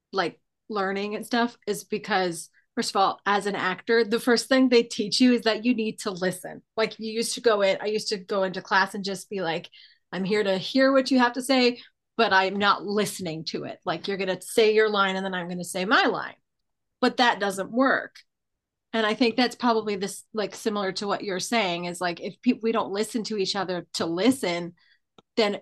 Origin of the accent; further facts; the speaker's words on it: Toronto, Ontario, Canada; where are you from? And I'm like, Toronto.